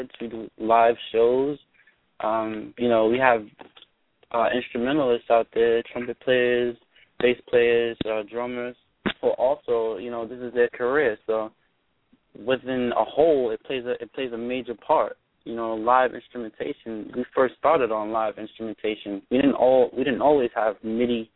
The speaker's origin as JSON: {"language": "English", "town": "New York City", "region": "New York", "country": "United States", "said": "I'm from the Bronx. I'm from the hood."}